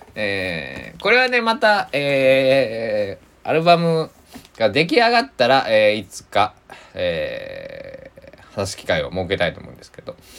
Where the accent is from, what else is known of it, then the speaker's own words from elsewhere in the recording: Kochi, Japan; 僕は地元高知県なので